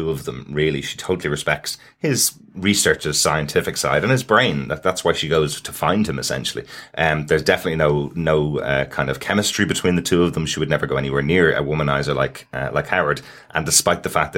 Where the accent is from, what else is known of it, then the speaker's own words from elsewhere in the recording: Ireland; as an Irish person